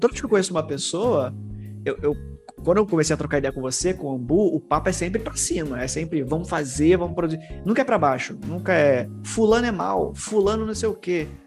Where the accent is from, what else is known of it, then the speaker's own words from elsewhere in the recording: Rio de Janeiro, Brazil; Aqui no Rio de Janeiro